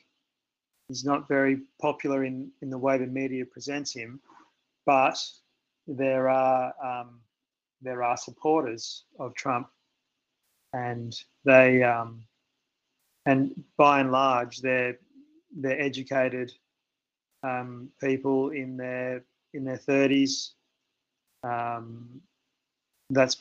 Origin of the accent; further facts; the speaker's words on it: Australia; I'm from Australia